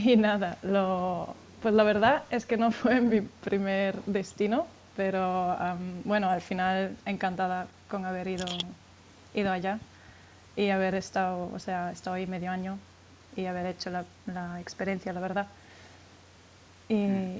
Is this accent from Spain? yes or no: yes; Spain; now in Frankfurt, Germany; yo soy española